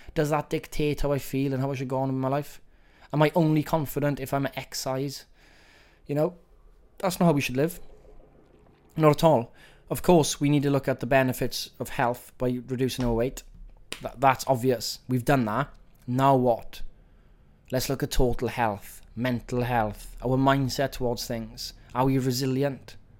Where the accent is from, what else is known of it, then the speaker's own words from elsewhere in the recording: Wales, United Kingdom; accent: Welsh; my Welsh accent